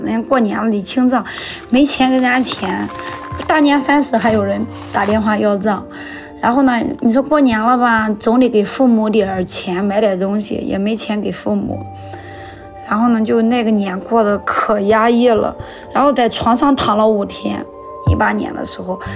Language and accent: Chinese; Shandong, China; also born or lived in Weihai; now in Linyi, China; 一九九四年出生的，今年二十七岁。呃，所在的城市是山东省临沂市蓝山区